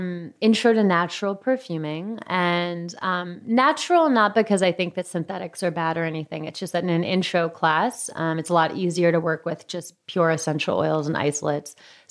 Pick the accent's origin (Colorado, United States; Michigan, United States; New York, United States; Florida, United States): New York, United States; now in San Francisco, United States; And as a New Yorker who lived in small apartments